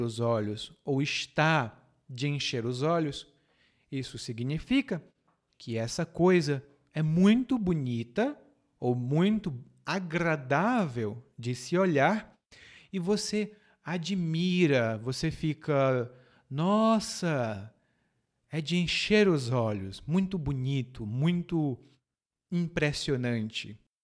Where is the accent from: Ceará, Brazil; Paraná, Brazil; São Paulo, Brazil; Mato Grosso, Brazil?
Ceará, Brazil; lá no Ceará, de onde eu venho